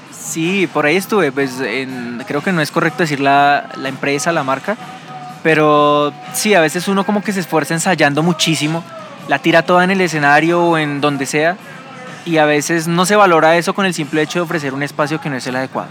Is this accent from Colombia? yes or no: yes; Colombia